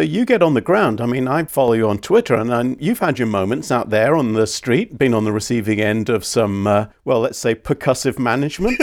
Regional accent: United Kingdom; growing up in Britain and being a police officer in the UK in the 80s and the 90s

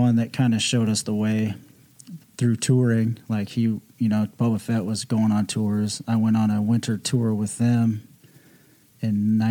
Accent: Las Vegas, Nevada, United States; born or raised there; also born or lived in Iowa

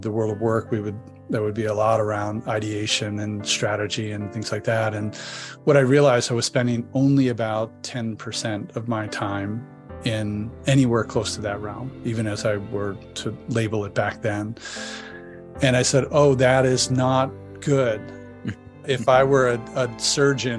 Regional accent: Delaware, United States; moved away as an adult; also born or lived in Boston / Philadelphia; now in San Diego, United States; get out of my family environment growing up in Delaware

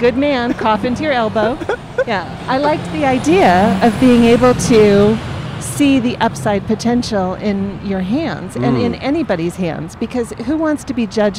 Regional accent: Arizona, United States; born or raised there; moved away as an adult; also born or lived in Minnesota; now in Los Angeles, United States

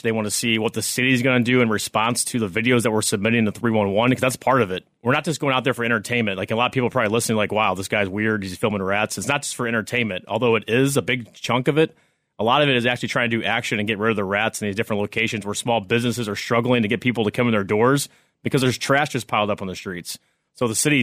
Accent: St. Louis, Missouri, United States; moved away as an adult; also born or lived in Oklahoma; now in New York City, United States; I'm originally from St. Louis, Missouri, moved to New York City

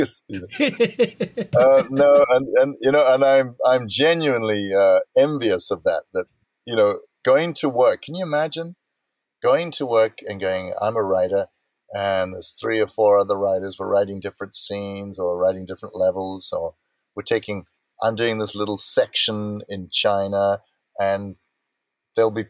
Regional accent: South Africa; I'm born and brought up in South Africa.

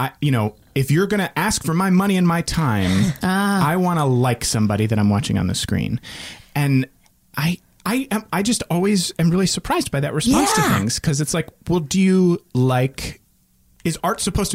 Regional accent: Northern Virginia, United States; the neighborhood where I grew up in Northern Virginia

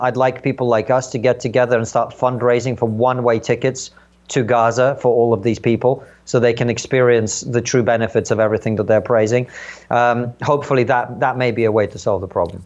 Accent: Uzbekistan; also born or lived in Soviet Union; now in United Kingdom; somewhere in Central Asia where I grew up in Uzbekistan

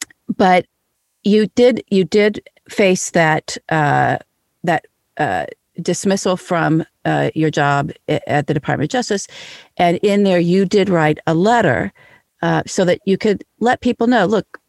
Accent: New York, United States; I love New York. I'm from New York.

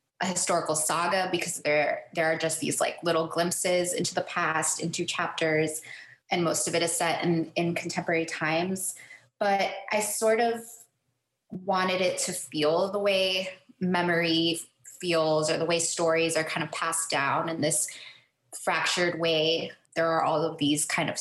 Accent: Miami, Florida, United States; growing up in Miami

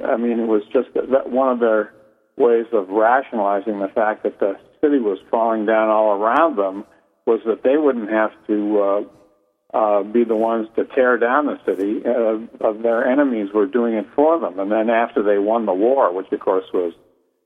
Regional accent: Milwaukee, Wisconsin, United States; that's where Milwaukee comes in. That's my hometown

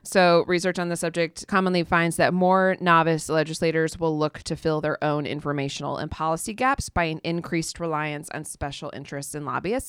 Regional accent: Toledo, Ohio, United States; born or raised there

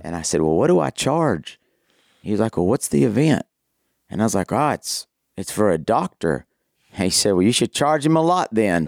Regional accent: Amarillo, Texas, United States; now in Abilene, United States; I was, uh, born and raised in Amarillo up in the Panhandle

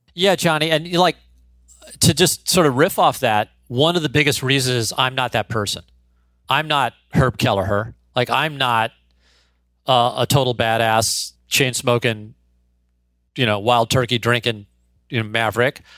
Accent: St. Louis, Missouri, United States; born or raised there

